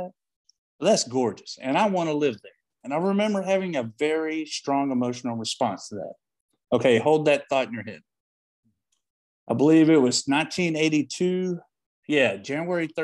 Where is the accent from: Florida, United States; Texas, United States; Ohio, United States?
Texas, United States; Paris; also born or lived in Austin, Texas; one of four watchmaking schools in the United States happened to be in my hometown of Paris, Texas